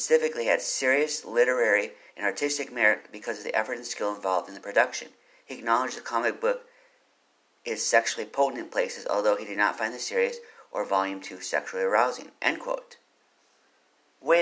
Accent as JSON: {"language": "English", "town": "Austin", "region": "Texas", "country": "United States", "said": "I'm from Austin. I've lived here for a while."}